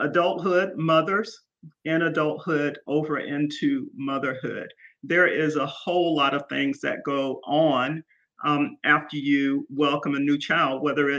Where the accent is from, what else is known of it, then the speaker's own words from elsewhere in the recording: Columbus, Georgia, United States; now in Pooler, United States; I grew up in Columbus, Georgia. I am a Georgia peach.